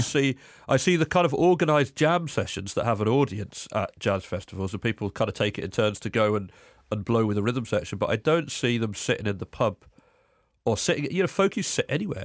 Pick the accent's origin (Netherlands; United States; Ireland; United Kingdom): United Kingdom; Cambridge, East of England; I'm from England. I grew up in Cambridge, which is just outside London